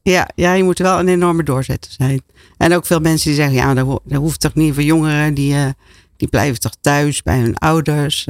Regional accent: Roermond, Limburg, Netherlands; Ik ben opgegroeid in eh, Roermond, in Midden-Limburg, als jongste van een groot gezin.

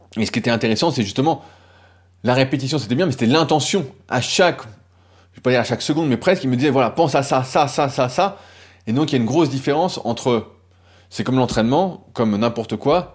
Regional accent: France; on est français

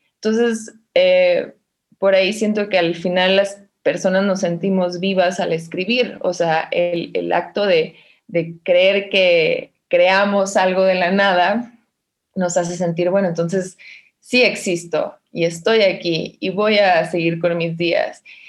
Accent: Mexicali, Baja California, Mexico; moved away as an adult; now in Mexico City, Mexico; Pues yo siento que soy originaria de Mexicali y eso es lo que pongo, pero nací acá en la Ciudad de México

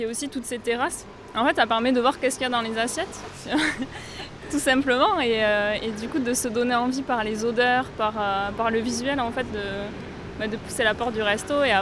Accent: Spain; Rien n'a changé pour nous, non. On est espagnol et rien n'a changé.

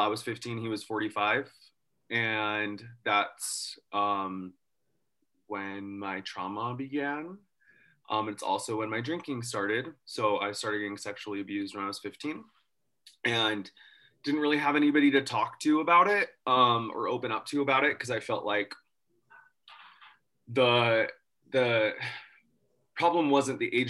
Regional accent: Farmington, Utah, United States; I was raised here in Utah

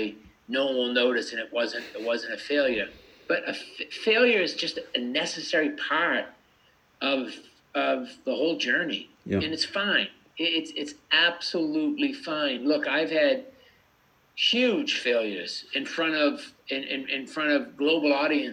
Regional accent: United States; I grew up in America

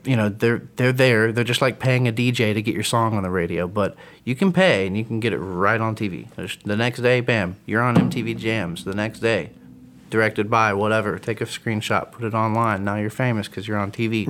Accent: Atlanta, Georgia, United States; I come I come from Atlanta, man. I come from … as being growing up.

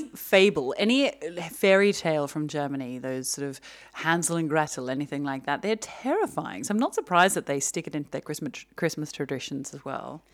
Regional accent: Australia; moved away; growing up in Australia

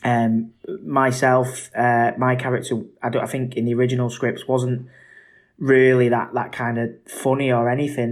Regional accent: Manchester, North West England, United Kingdom; I'm a Mancunian

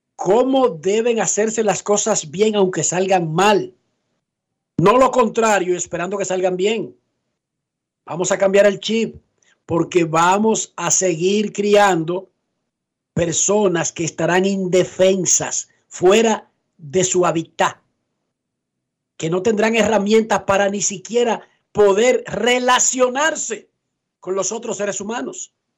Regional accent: Dominican Republic; Nosotros en República Dominicana

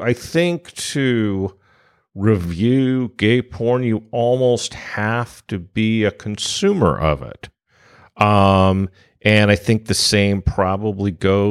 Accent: San Francisco, California, United States; And I'm from San Francisco, for God's sakes.

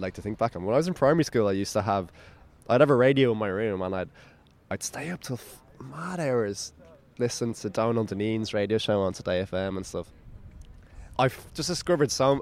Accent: Dublin, Leinster, Ireland; I'm from Bay, which is on the north coast, like by the beach

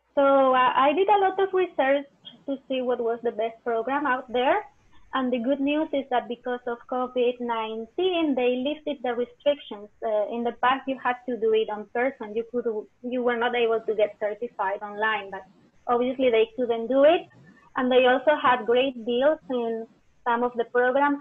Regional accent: Spain; moved away as an adult; also born or lived in England; now in King City, United States; I'm from Spain. I moved to California 20 years ago

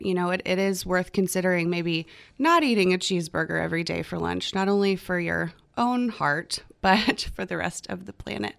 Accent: near Plano, Texas, United States; now in Austin, United States; Plano, Texas, which is not far from my hometown

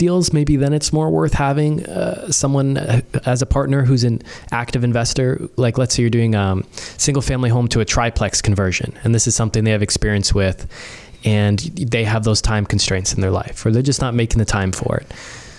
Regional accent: Brampton, Ontario, Canada; I grew up in Brampton, and now Brampton, to me, it just feels like a suburb of Toronto.

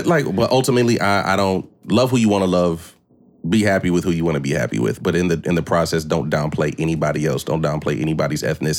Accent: Hawaii, United States; growing up in Hawaii

